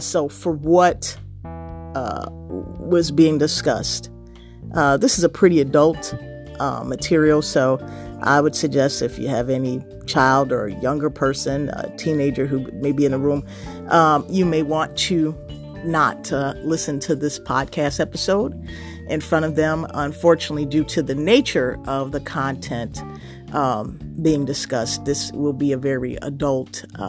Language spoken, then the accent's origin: English; Chicago, Illinois, United States; being a Chicagoan, true blue, born and raised